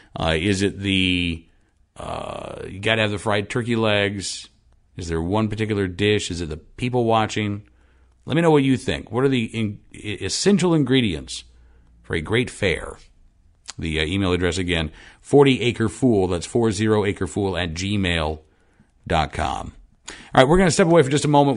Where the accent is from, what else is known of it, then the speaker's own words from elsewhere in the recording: Oklahoma City, Oklahoma, United States; moved away; I grew up in Oklahoma City